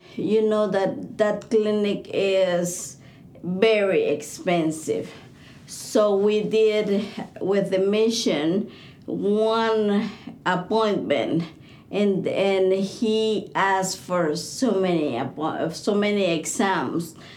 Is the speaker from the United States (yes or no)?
no; Bolivia; I'm from Bolivia.